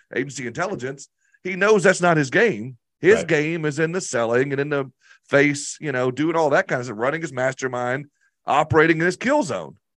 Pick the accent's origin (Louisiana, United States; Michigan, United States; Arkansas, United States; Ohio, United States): Arkansas, United States; I'm this dude from Arkansas that was working out of my basement